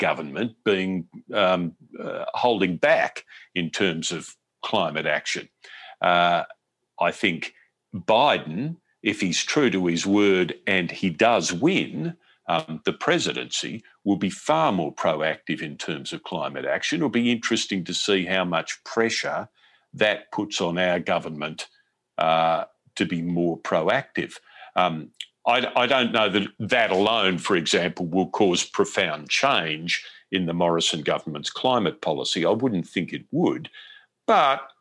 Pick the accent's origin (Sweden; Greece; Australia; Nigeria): Australia; moved away as an adult; now in United States